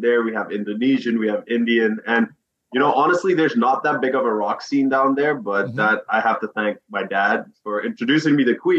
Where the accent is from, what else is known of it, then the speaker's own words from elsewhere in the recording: Suriname; moved away as an adult; now in Miami, United States; I lived in Suriname until I was like 18 years old and I came to the States for school.